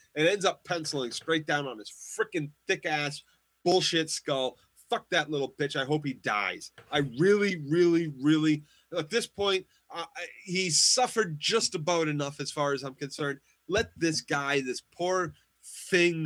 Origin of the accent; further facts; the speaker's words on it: Boston, Massachusetts, United States